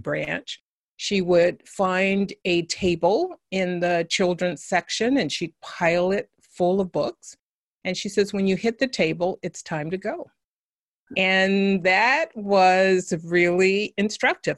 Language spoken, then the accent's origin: English; San Francisco, California, United States; I grew up in San Francisco, California